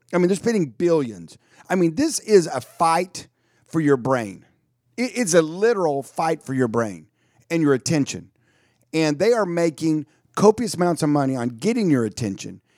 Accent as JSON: {"language": "English", "town": "Dallas", "region": "Texas", "country": "United States", "tie": "born or raised there", "said": "I was born in Dallas"}